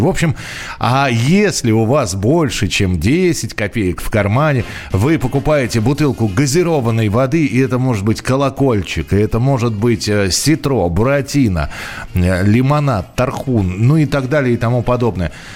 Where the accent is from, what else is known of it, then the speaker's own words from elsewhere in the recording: Moscow, Russia; я родился и вырос в Москве